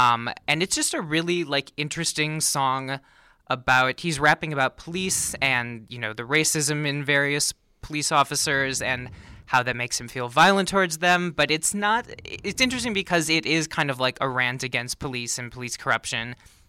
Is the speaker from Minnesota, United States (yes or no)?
yes; Minnesota, United States; but I'm originally from Minnesota